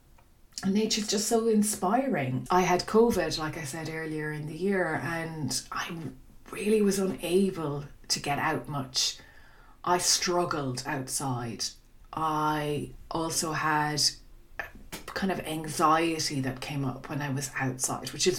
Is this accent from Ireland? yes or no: yes; Dingle, Munster, Ireland; my hometown of Dingle